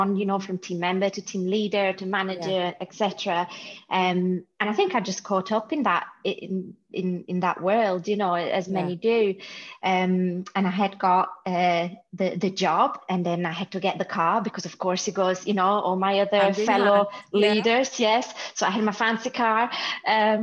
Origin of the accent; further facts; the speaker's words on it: Italy; moved away as an adult; now in United Kingdom; from Italy originally